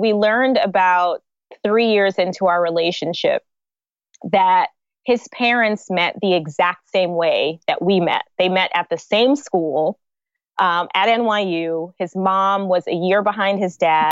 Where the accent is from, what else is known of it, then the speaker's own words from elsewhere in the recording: United States; moved away as an adult; also born or lived in New York / New Jersey; now in Lagos, Nigeria; So I grew up in New York and I grew up in New Jersey. So okay. I kind of did half of my life in, in each state